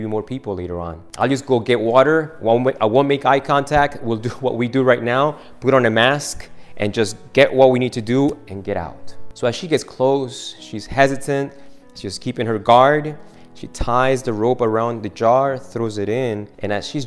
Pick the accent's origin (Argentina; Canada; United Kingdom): Argentina; moved away; I'm from Argentina